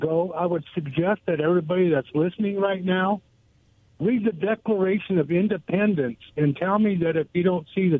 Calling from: Goldendale, Washington, United States; Hey, guys … from Goldendale.

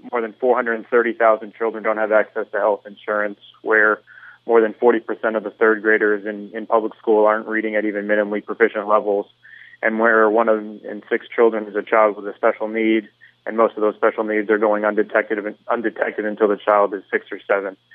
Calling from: Aventura, Florida, United States

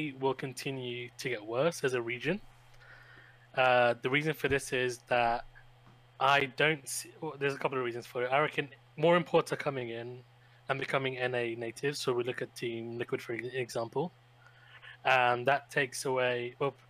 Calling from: United Kingdom; I'm calling from the UK

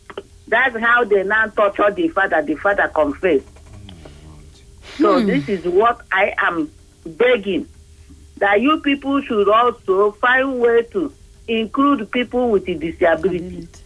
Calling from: Abuja, Federal Capital Territory, Nigeria; I'm calling from Gwarimpa.

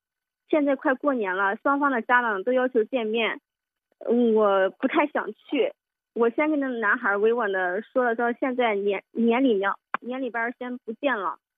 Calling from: Xinyang, Henan, China; 我是来自河南信阳的听友

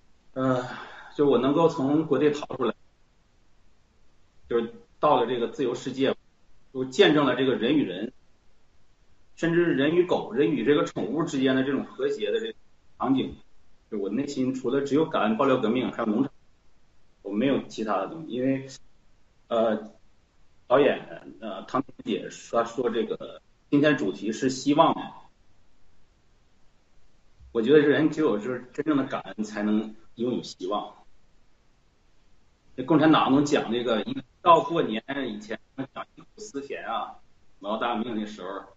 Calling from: Barcelona, Catalonia, Spain; 呃，全球的农战友，七哥好，我是来自西班牙巴塞，不简单。

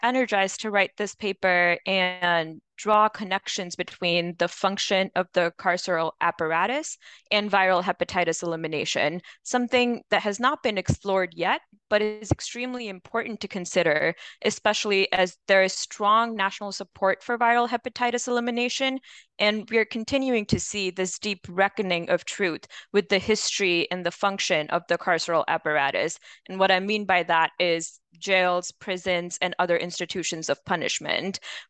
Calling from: Nashville, Tennessee, United States; I'm calling today from Nashville, Tennessee.

